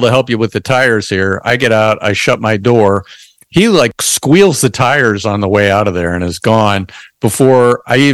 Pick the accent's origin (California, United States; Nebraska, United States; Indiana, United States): Indiana, United States; Indianapolis; I'm from Indianapolis, Indiana